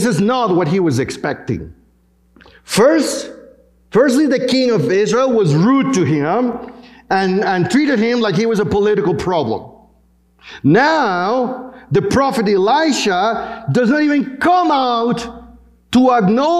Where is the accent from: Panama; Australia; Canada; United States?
Panama; moved away; my home country, in Panama